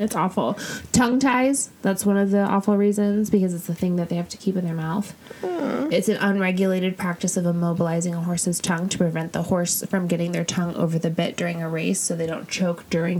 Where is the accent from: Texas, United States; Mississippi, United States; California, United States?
California, United States; La Jolla; I'm from La Jolla.